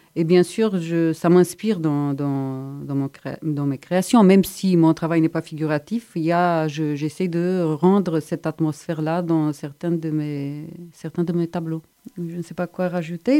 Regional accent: Bucharest, Romania; moved away as an adult; also born or lived in Strasbourg, France / Montpellier, France; now in Montpellier area, France; Je viens de Bucarest en Roumanie

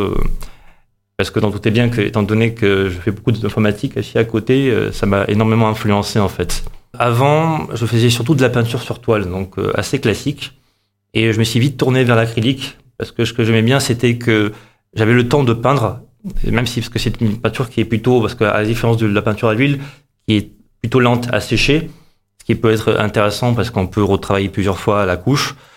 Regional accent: Montpellier, Occitania, France; also born or lived in Moscow, Russia / Avignon; J'ai grandi à, surtout à Montpellier. Vraiment. C'est-à-dire que je suis né là-bas à, à, Moscou, en Russie

